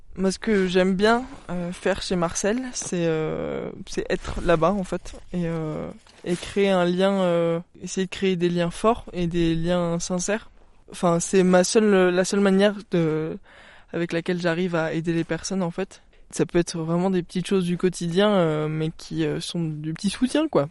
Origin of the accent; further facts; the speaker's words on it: Briançon, Provence-Alpes-Côte d'Azur, France; J'ai grandi à Briançon